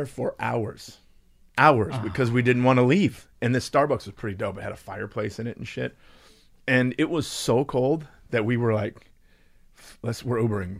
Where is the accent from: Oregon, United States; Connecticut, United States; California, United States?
California, United States; Southern; growing up in Southern California